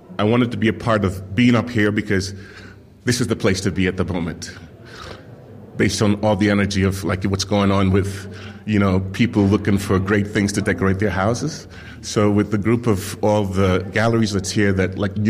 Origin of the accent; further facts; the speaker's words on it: Jamaica; moved away; I'm coming from Jamaica, and I grew up in this very beautiful garden with my great-grandmother